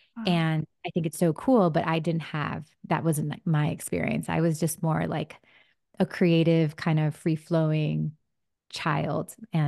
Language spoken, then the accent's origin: English; New Jersey, United States; born there; I was in my kitchen, my family's house, and I was born in New Jersey.